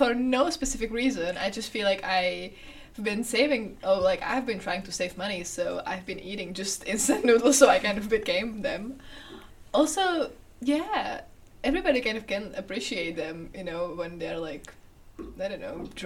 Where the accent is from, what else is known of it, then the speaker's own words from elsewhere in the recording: Czechia; I'm 20 years old, and I'm from Czech Republic